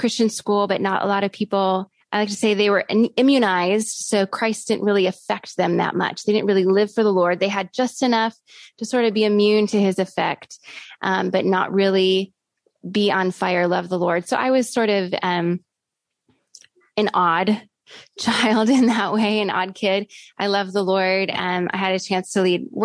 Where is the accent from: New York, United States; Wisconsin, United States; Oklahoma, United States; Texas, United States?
Wisconsin, United States; Oshkosh; moved away as an adult; I was born in Wisconsin in the city of Oshkosh.